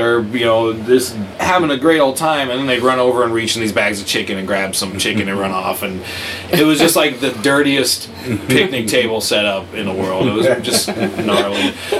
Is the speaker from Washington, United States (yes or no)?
yes; Auburn, Washington, United States; I grew up in Auburn